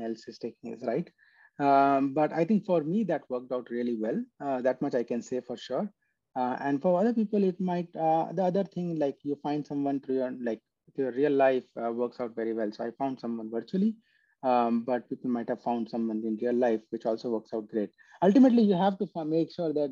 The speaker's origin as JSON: {"language": "English", "country": "India", "tie": "born or raised there", "moved": "as an adult", "said": "flew from US to my hometown"}